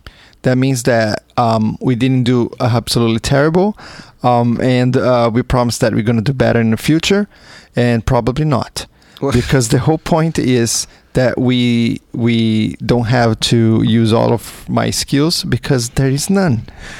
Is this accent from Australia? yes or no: no; Brazil; moved away; I'm from Brazil originally